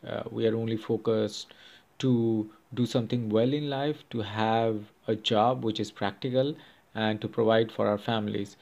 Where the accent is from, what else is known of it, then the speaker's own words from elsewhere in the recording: India; now in Chicago, United States; I'm from India